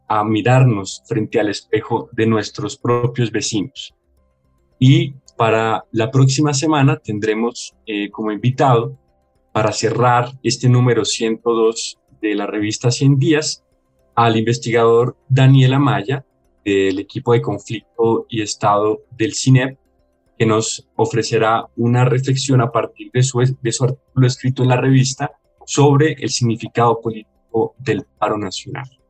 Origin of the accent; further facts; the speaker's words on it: Colombia; como colombianos